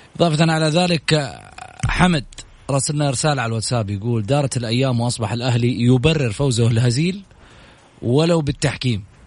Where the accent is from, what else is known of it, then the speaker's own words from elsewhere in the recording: Saudi Arabia; احنا كسعوديين